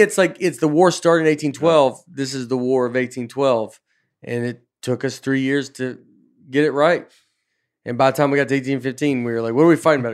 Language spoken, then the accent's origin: English; Canada; everybody I have ever known in my life says kitty corner, maybe because we're Canadian.